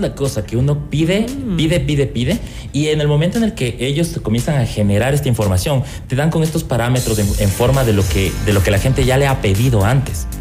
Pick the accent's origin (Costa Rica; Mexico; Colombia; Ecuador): Ecuador; como diseñadores ecuatorianos